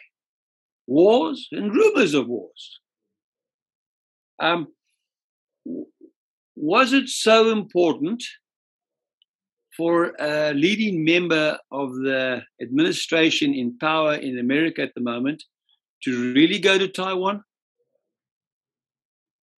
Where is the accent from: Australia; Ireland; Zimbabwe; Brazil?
Zimbabwe; also born or lived in Scotland; I'm actually a Rhodesian.